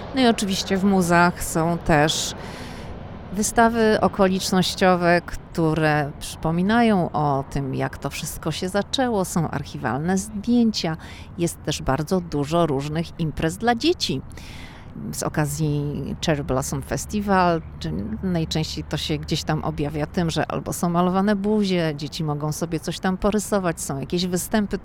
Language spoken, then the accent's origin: Polish; Szczecin, West Pomeranian Voivodeship, Poland; now in Washington, United States; My jesteśmy ze Szczecina, więc mówimy na dworze